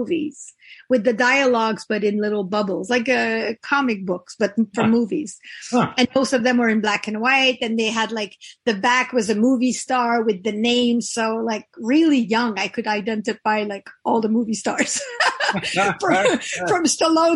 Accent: Quebec, Canada; first language French; English is a second language; moved away as an adult; also born or lived in Toronto; I come from the Frenchest area of Canada. 98% of the people don't speak English. Don't speak English. So I learned English when I was 17

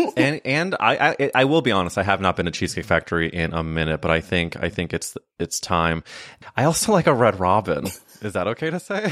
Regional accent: St. Louis, Missouri, United States; moved away; I went to high school, so I'm from Saint Louis

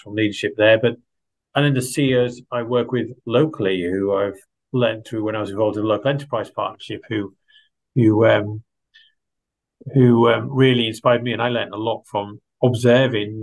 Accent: Yorkshire and the Humber, United Kingdom; moved away as an adult; also born or lived in Bangor, North Wales; I grew up in East Yorkshire, or Humberside as it was then known, just in the shadow of the Humber

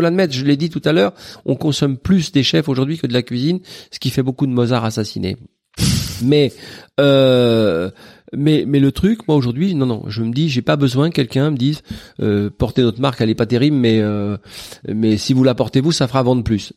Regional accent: Paris, Île-de-France, France; la bande qu'on avait à 13 ans de la rue du Borrego, où on vivait dans des terrains vagues

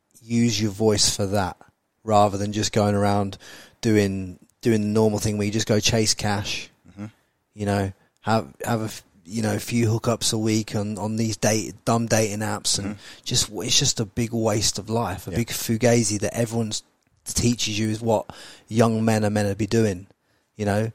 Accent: Peterborough, East of England, United Kingdom; I'm from Peterborough

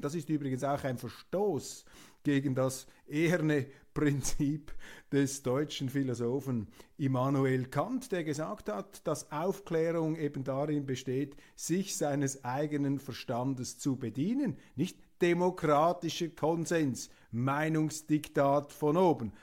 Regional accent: Switzerland; bescheiden als Schweizer

